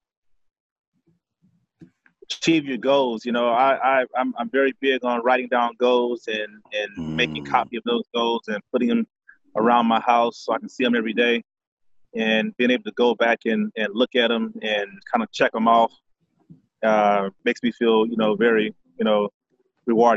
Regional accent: Houston, Texas, United States; from Houston, Texas. Born and raised here. Grew up on the north side of town.

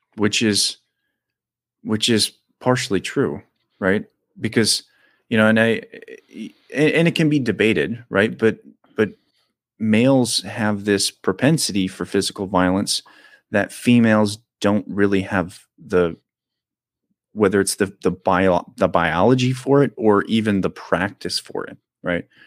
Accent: United States; I'm an American

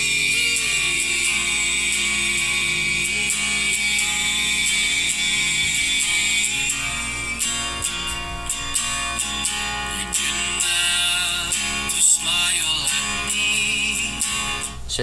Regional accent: Texas, United States; I'm a Texan through and through.

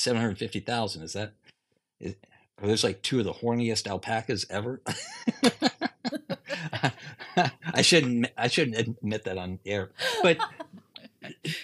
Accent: Ohio, United States; moved away as an adult; now in Michigan, United States; I'm from Ohio and grew up a Buckeye fan

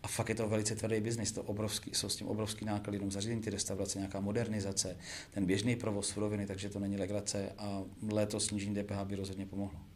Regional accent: Plzeň, Plzeň Region, Czechia; já jsem z Plzně

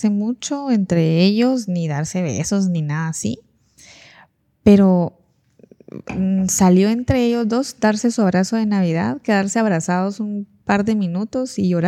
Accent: Petén, Guatemala; Yo me vine de Petén hace como no sé cuántos años, 11, 12 años, y yo viví unas fiestas.

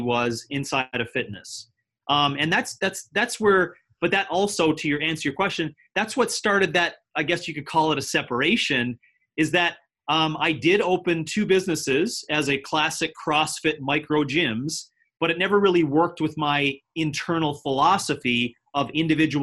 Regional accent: Canada; moved away as an adult; now in United States; I'm now been living in the United States for 7 years. I am a Canadian and I've been living down here with my family.

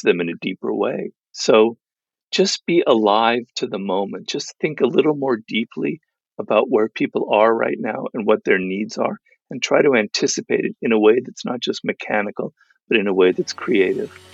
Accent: Los Angeles, California, United States; my kind of cloistered life in Los Angeles because I grew up here

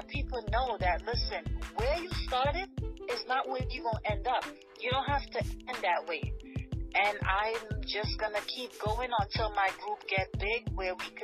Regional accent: New York, United States; also born or lived in Trinidad and Tobago; I was definitely raised in New York, but I am from Trinidad and Tobago

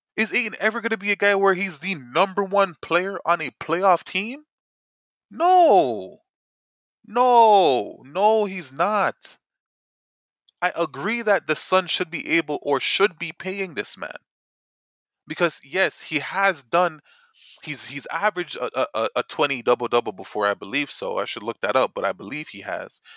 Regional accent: Toronto, Ontario, Canada; we're from Toronto

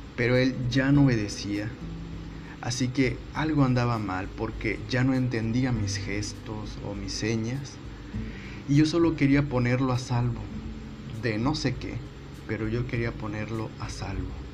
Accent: Northeast Mexico, Mexico; soy norestense

